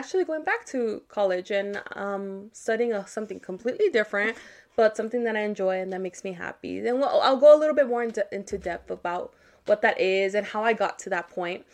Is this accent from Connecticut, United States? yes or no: no; California, United States; now in Las Vegas, United States; I was born in California